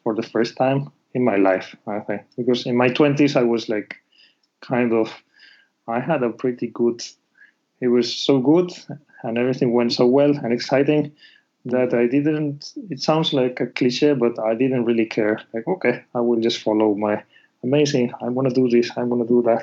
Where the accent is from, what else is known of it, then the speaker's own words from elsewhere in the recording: Spain; moved away as an adult; now in Japan; I'm from Spain